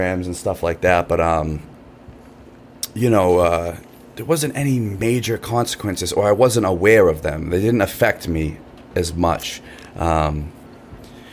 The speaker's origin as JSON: {"language": "English", "town": "Brockton", "region": "Massachusetts", "country": "United States", "tie": "born or raised there", "said": "I grew up in Brockton"}